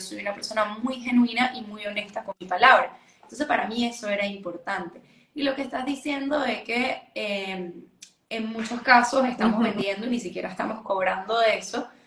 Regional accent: Venezuela; yo soy de Venezuela, vivo en Venezuela

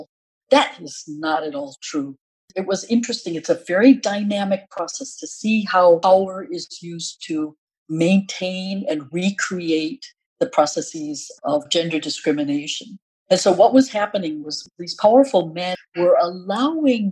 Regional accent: United States; as an American, for me, that meant interest in forestry and various natural resources

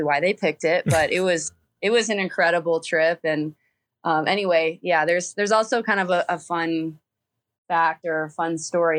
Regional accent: Fort Wayne, Indiana, United States; moved away as an adult; I'm from Fort Wayne, Indiana. That's where I was born and raised

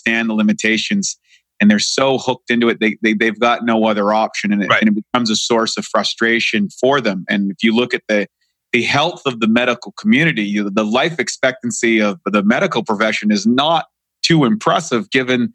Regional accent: Canada; moved away; I'm in from Canada

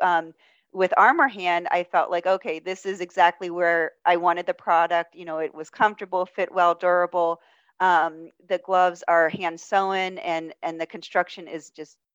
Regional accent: Pittsburgh, Pennsylvania, United States; I'm from Pittsburgh

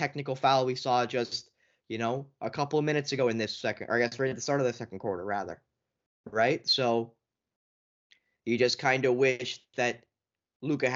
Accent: Canada; as a Canadian

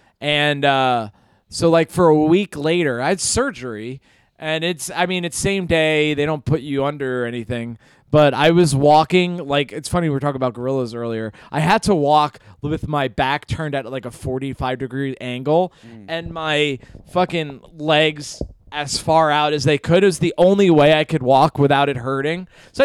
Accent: Hudson Valley, New York, United States; I'm from the Hudson Valley, New York

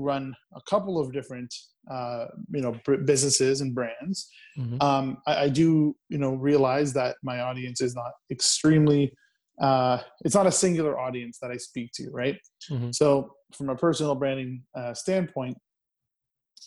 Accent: Brampton, Ontario, Canada; I'm a entrepreneur from Brampton, Ontario

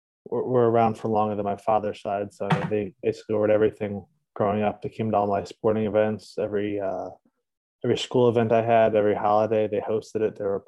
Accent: Shoreline, New Haven area, Connecticut, United States; also born or lived in Providence, Rhode Island; I'm from Shoreline, Connecticut, New Haven, Connecticut area

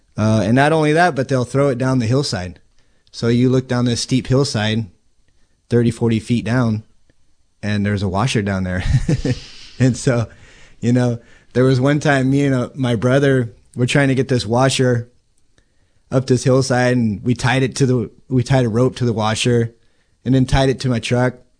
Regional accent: Healdsburg, California, United States; now in Cloverdale, United States; I grew up in Healdsburg, and so the river was always something that we did

